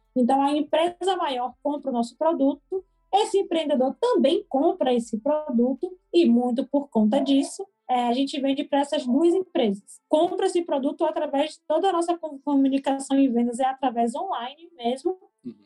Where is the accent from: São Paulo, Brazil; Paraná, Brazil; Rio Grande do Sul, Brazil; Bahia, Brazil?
Bahia, Brazil; Salvador; sou nascida e criada aqui de Vale da Federação, que é um bairro periférico daqui de Salvador